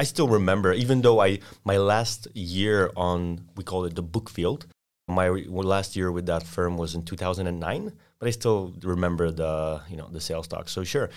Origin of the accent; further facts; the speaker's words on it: Poland; English is a second language; moved away as an adult; also born or lived in Austin, Texas; Sorry for my accent, but I'm an exchange student from Poland.